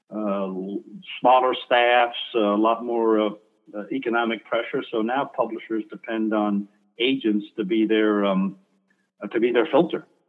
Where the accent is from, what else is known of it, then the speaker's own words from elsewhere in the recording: New York City, New York, United States; moved away as an adult; I was bro- born in Brooklyn, New York